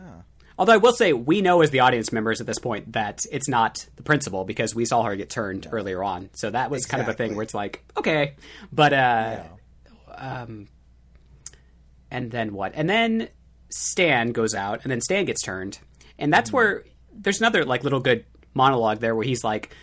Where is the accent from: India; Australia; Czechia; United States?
United States; Midwest; I'm from the Midwest in like the small town area